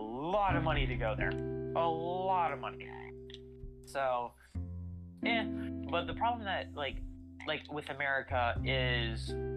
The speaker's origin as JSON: {"language": "English", "country": "United States", "said": "we're American"}